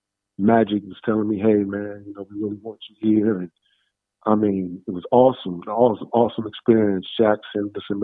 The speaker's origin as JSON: {"language": "English", "town": "Columbus", "region": "Ohio", "country": "United States", "tie": "born or raised there", "also_born_or_lived": "Dallas, Texas / San Antonio, Texas", "moved": "as an adult", "lives_now": "Los Angeles, United States"}